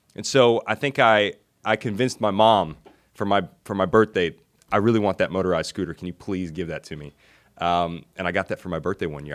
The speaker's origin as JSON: {"language": "English", "town": "Hendersonville", "region": "Tennessee", "country": "United States", "tie": "born or raised there", "also_born_or_lived": "Nashville, Tennessee", "said": "I grew up in Hendersonville, Tennessee"}